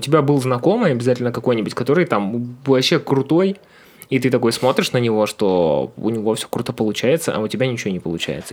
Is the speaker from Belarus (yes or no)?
no; Ukhta, Komi Republic, Russia; moved away; у нас был северный город